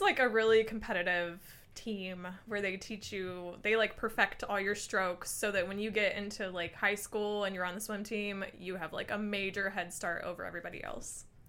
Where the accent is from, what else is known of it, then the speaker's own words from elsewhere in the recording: Ohio, United States; now in Michigan, United States; I'm from Ohio.